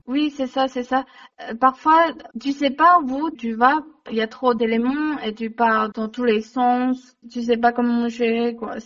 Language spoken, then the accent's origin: French; China; French is a second language; moved away as an adult; also born or lived in Montpellier, France; now in France; j'ai grandi euh, en Chine, j'ai fait mes études en Chine